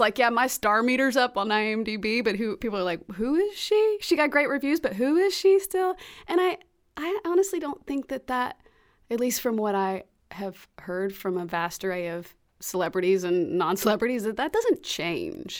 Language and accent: English; Alabaster, Alabama, United States; moved away as an adult; also born or lived in Memphis, Tennessee / Los Angeles / New York; now in Birmingham, United States; I was born in Memphis, grew up in Alabaster